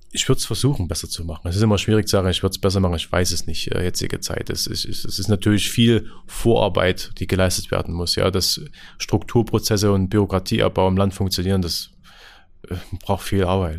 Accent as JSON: {"language": "German", "town": "Lößnitz", "region": "Saxony", "country": "Germany", "said": "bei uns in Lösen"}